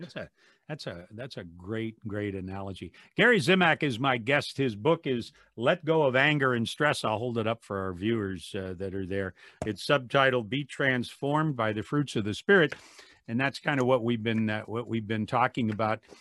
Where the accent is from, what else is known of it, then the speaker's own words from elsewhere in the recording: Wadsworth, Ohio, United States; my hometown of Wadsworth